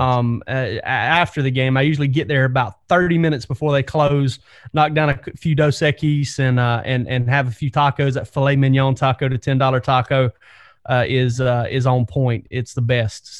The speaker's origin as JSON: {"language": "English", "region": "South Georgia", "country": "United States", "tie": "born or raised there", "said": "growing up in South Georgia"}